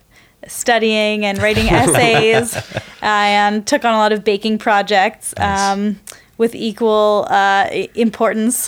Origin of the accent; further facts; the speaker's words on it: Palo Alto, California, United States; also born or lived in East Coast / San Leandro; I grew up in Palo Alto, actually